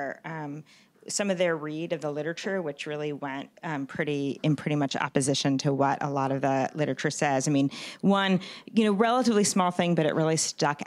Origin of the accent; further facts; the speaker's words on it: New York, United States; now in San Francisco, United States; New York, I'm from New York